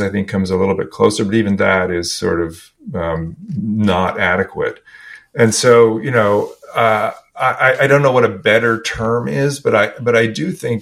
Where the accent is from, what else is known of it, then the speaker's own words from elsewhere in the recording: California, United States; I grew up in California, and I grew up in a very kind of conservative family